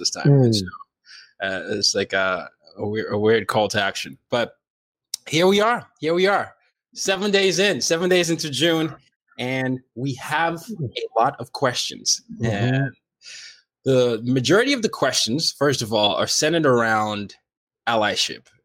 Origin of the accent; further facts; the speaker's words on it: Nigeria; now in United States; I'm Nigerian